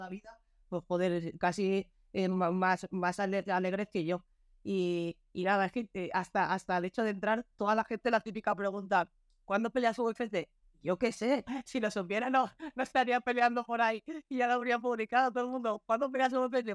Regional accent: Spain; me, ilusionaría mucho pelear en mi país

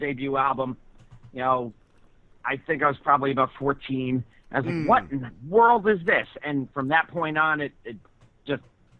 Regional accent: upstate New York, United States; now in Hyde Park, United States; We're both from upstate New York originally, about 75 miles north of New York City.

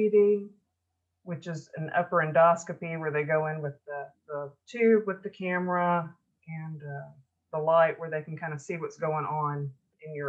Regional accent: Memphis, Tennessee, United States; I grew up in the Memphis, Tennessee area in the United States, and that's called the Mid-South

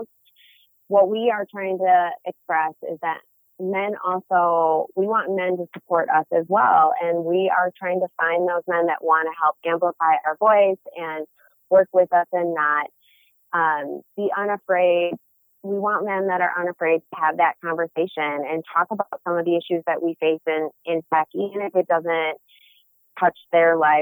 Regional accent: Detroit, Michigan, United States; I am born and bred in Metro City, Detroit

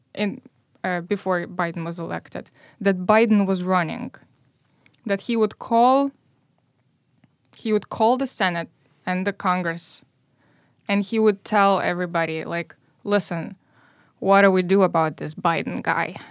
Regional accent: Moldova; English is a second language; moved away as an adult; now in Chicago, United States; I grew up in Moldova

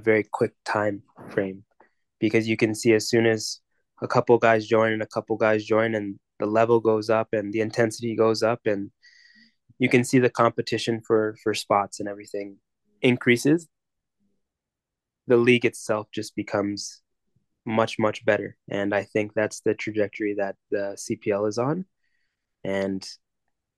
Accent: Mississauga, Ontario, Canada; growing up in Mississauga

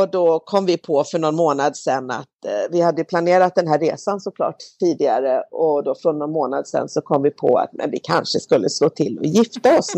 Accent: Malmö, Skåne, Sweden; Och min mamma började bli äldre hemma i Malmö

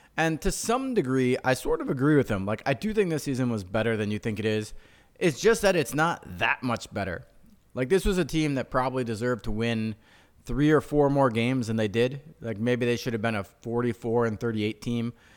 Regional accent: Chicago, Illinois, United States; we're from Chicago

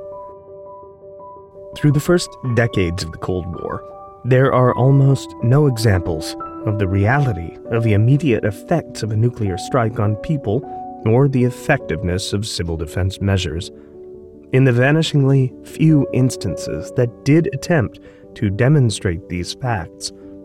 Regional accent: American Midwest, United States; When I was growing up in the American Midwest in the 1980s

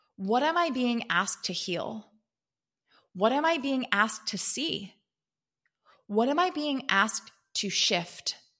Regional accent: East Coast, United States; now in California, United States; I grew up on the East Coast, and now I live in California

